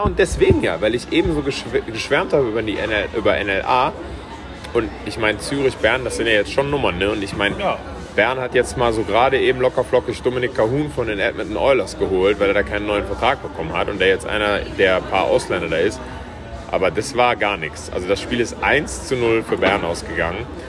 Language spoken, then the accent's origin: German; Cologne, North Rhine-Westphalia, Germany; als Kölner